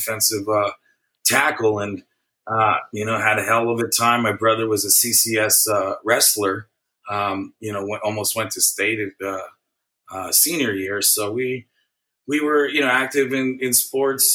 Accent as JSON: {"language": "English", "town": "San Mateo", "region": "California", "country": "United States", "tie": "born or raised there", "also_born_or_lived": "Oakland, California", "said": "San Mateo, California, born out of Mills Memorial Hospital."}